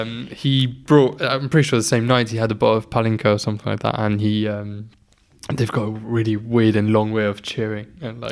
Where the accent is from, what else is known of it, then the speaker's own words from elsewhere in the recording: Luxembourg; moved away; he finds out I'm from Luxembourg.